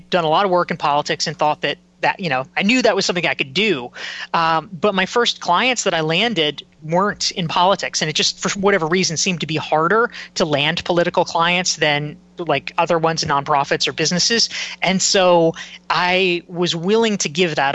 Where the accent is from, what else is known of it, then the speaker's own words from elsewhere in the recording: Pinehurst, North Carolina, United States; I grew up in North Carolina